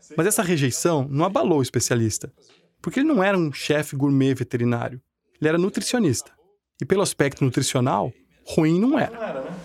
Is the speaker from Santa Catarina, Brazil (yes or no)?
yes; Florianópolis, Santa Catarina, Brazil; minha terra, uma rivalidade tipo Havaí Figueirense